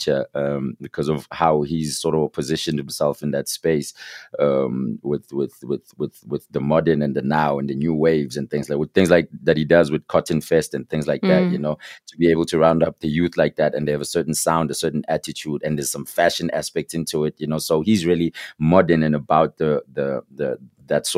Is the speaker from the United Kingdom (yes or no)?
no; Katlehong, Gauteng, South Africa; also born or lived in Alberton; I'm from Katlehong, right? So my day coming up from Katlehong was split in two